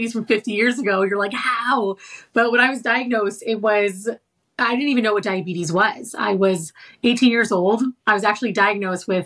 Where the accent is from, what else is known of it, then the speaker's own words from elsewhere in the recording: Seattle, Washington, United States; moved away as an adult; also born or lived in New York; I'm from Seattle. I went back to Seattle with my mom